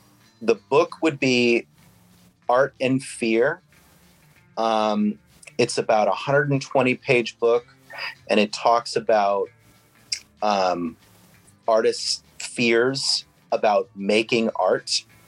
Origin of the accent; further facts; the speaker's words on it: New England, United States; forever, because, you know, I grew up in New England.